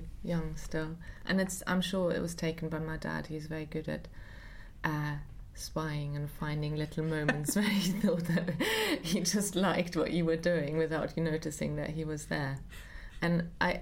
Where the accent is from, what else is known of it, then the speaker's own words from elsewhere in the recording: Munich, Bavaria, Germany; moved away; I grew up in Munich